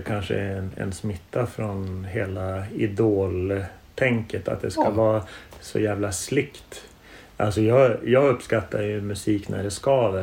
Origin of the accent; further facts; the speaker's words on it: Norrland, Sweden; när jag växte upp i, i Norrland